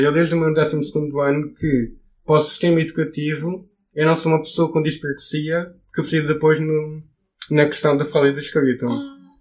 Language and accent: Portuguese; Portimão, Algarve, Portugal; tenho 23 anos, eu venho de Portimão